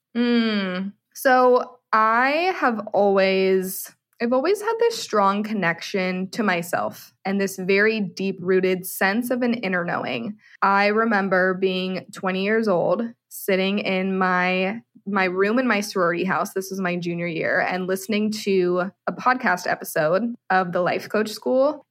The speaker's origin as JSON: {"language": "English", "area": "San Francisco Bay Area", "region": "California", "country": "United States", "also_born_or_lived": "Arizona", "moved": "as an adult", "lives_now": "Austin, United States", "said": "I am originally from the San Francisco Bay Area"}